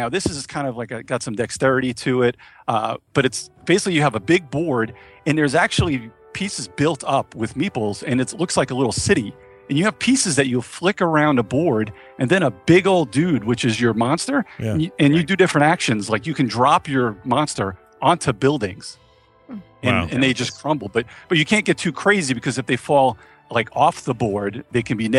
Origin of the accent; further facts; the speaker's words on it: New York, United States; I actually, I'm originally from New York, but I'm in North Carolina now.